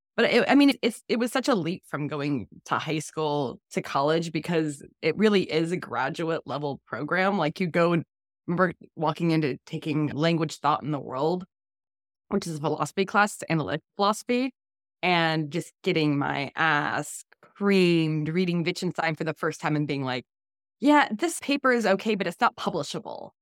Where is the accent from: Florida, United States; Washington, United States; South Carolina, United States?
Florida, United States; growing up in Florida, my parents were progressive